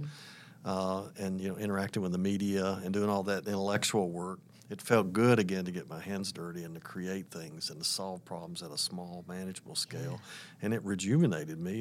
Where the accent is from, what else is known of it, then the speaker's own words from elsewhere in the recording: Atlanta, Georgia, United States; moved away; also born or lived in Tennessee; Atlanta's my hometown.